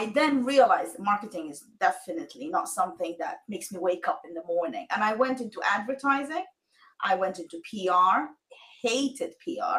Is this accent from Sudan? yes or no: yes; Sudan; moved away; I am originally from Sudan